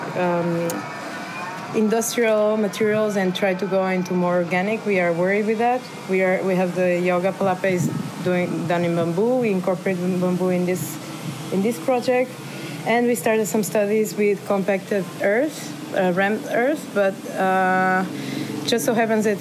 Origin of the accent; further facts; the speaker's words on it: Portugal; moved away as an adult; also born or lived in Berlin / Rotterdam; now in Mexico; I come from Portugal